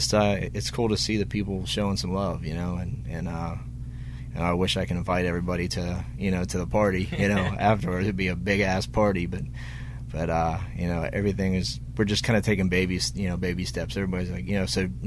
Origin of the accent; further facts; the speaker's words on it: Pittsburgh, Pennsylvania, United States; Pittsburgh, my hometown